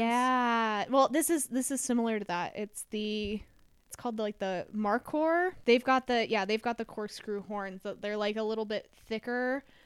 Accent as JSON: {"language": "English", "region": "Utah", "country": "United States", "said": "we're, we're from Utah"}